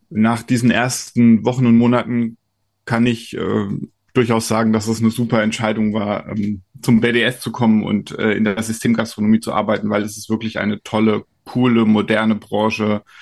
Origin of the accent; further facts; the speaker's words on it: Kaiserslautern, Rhineland-Palatinate, Germany; born there; now in Brandenburg, Germany; Ich bin in Kaiserslautern geboren, das liegt in Rheinland-Pfalz.